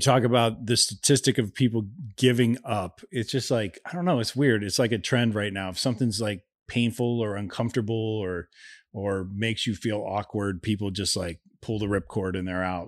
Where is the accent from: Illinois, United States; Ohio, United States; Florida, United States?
Ohio, United States; moved away; I grew up in Ohio